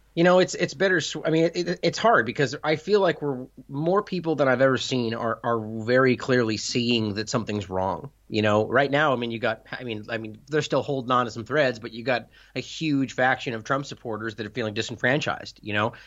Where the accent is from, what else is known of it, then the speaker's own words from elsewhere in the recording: United States; I'm an American broadcasting in the U S